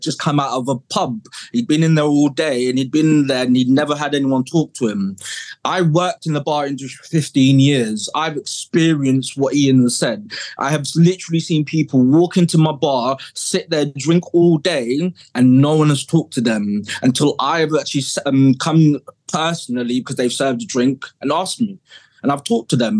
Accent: Kent, South East England, United Kingdom; moved away as an adult; also born or lived in South London; now in Somerset, United Kingdom; growing up in Kent um, back in the 80s, growing up in care 90s

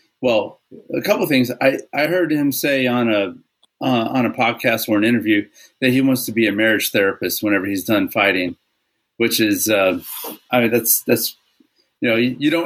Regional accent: Texas, United States; I'm from Texas

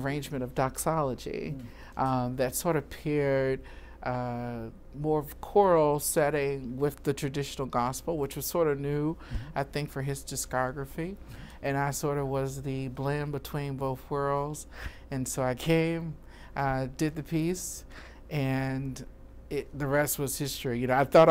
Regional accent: Danville, Virginia, United States; moved away as an adult; also born or lived in Baltimore, Maryland; now in Chicago, United States; I am a country boy from Virginia, Danville, Virginia, about 2 hours from Richmond

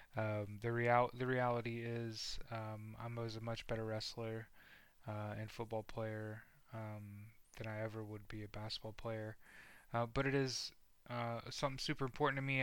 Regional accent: Indiana, United States; also born or lived in outside Chicago, Illinois; moved to Indiana

